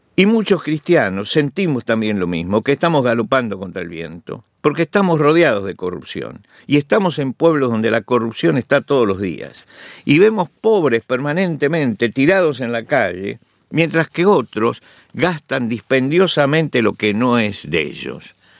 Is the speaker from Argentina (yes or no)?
yes; Argentina; en mi país, Argentina